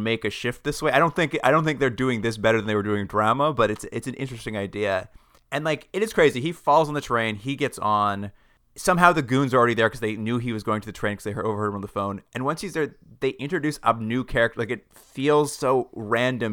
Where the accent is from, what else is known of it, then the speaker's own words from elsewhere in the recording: Alberta, Canada; moved away as an adult; now in Ontario, Canada; also grew up in Alberta, and I, when I moved to Ontario a few years ago